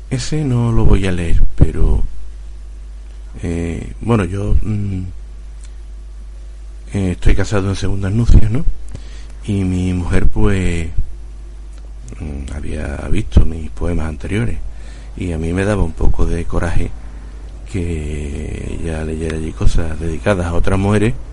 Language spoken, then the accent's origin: Spanish; Huelva, Andalusia, Spain; born there; bueno, yo nací en Huelva, como he dicho al principio